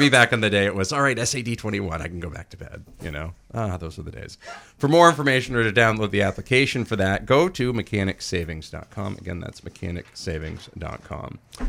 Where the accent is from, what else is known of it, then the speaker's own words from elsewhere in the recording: Dixfield, Maine, United States; when I lived in Dixfield growing up in Maine